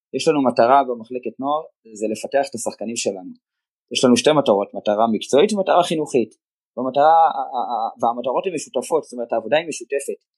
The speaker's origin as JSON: {"language": "Hebrew", "town": "Givatayim", "region": "Tel Aviv District", "country": "Israel", "tie": "born or raised there", "said": "אני תושב העיר גבעתיים ואיצטדיון המכתש היה ליד הבית שלי, מי שמכיר, המגרש המיתולוגי של הפועל רמת גן, שם גדלתי"}